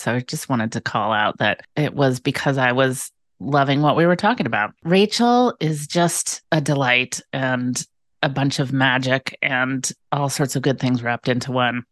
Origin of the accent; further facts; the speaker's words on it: Bay Area, Northern California, United States; now in Pacific Northwest island, United States; I grew up in Northern California in the Bay Area